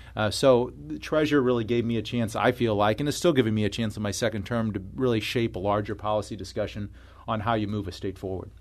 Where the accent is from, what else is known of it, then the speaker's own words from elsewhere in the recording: Florissant, Missouri, United States; I grew up in, uh, northern part of Saint Louis County in Florissant